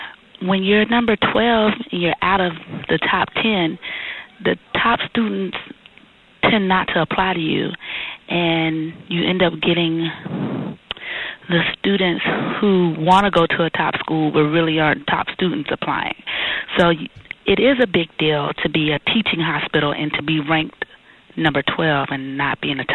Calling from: Dallas, Texas, United States; I'm calling from Dallas, Texas

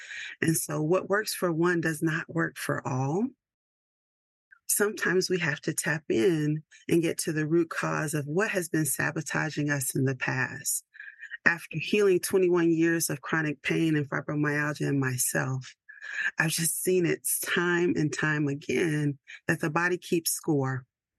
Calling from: Georgia, United States; And I am checking in from Georgia, which is not as cold as most places in the world right now.

